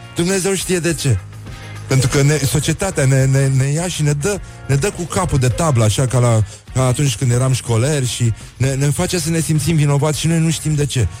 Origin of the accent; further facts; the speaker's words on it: Moldavia, Romania; accent: Moldavian; vorbesc cu accent moldovenesc la televizor